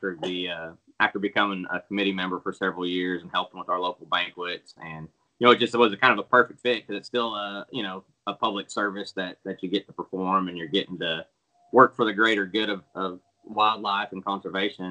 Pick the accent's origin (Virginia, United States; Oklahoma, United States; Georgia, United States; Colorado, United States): Oklahoma, United States; Enid; moved away as an adult; also born or lived in Texas; I'm born and raised in Enid, Oklahoma, so this is home for me anyways, where I grew up